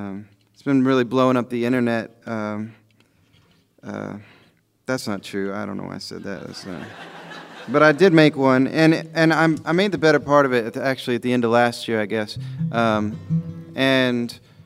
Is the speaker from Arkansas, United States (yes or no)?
yes; Ozark Mountains, Arkansas, United States; I grew up in the Ozark Mountains in Arkansas, and I'm a hillbilly